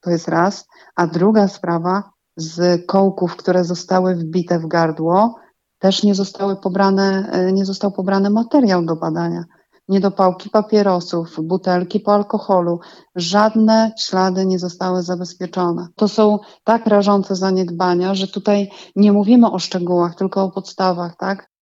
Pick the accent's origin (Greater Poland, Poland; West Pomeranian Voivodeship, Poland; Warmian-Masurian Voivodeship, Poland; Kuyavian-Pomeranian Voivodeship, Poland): Warmian-Masurian Voivodeship, Poland; Giżycko; u nas w Giżycku